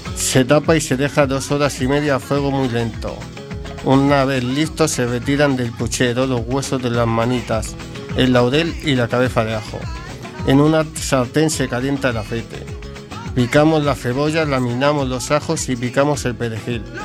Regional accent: Madrid, Community of Madrid, Spain; now in A Coruña, Spain; mi tierra, Madrid.

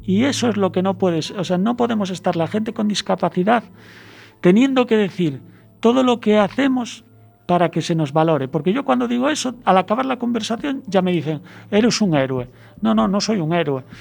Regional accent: Asturias, Spain; soy asturiano

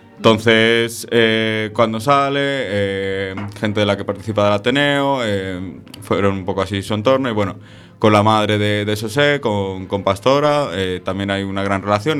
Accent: Madrid, Community of Madrid, Spain; yo soy de un barrio sur de Madrid

